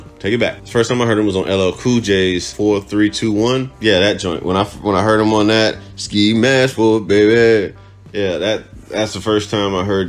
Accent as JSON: {"language": "English", "country": "Cuba", "tie": "born or raised there", "moved": "yes", "said": "Growing up in Cuba"}